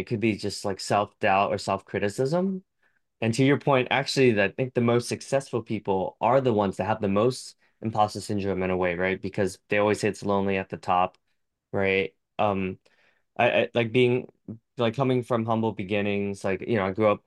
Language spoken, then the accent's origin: English; United States; I'm very American